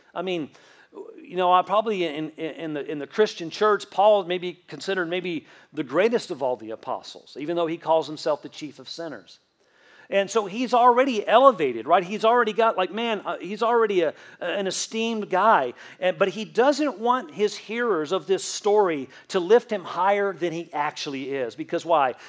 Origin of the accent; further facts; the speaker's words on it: Southeast Tennessee near Chattanooga, United States; In the first half of my childhood, I grew up in South Florida near Miami. And then the second half of my childhood, I grew up in Southeast Tennessee near Chattanooga.